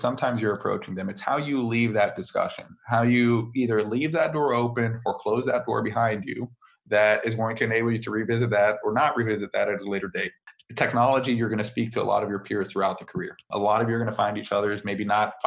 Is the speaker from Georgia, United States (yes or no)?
no; Virginia, United States; first language French; English is a second language; moved away as an adult; also born or lived in Bethesda, Maryland / Washington, D.C.; now in France; So actually born and raised in Virginia. Grew up right outside of D.C.